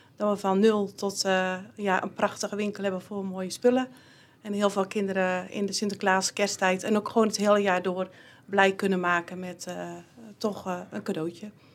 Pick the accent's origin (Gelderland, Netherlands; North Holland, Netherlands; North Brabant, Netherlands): North Brabant, Netherlands; Dinteloord; geboren en getogen in Dinteloord